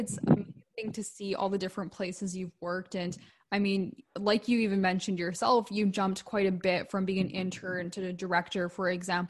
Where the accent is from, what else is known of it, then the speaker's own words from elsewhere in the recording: Vancouver, British Columbia, Canada; I'm from Vancouver, BC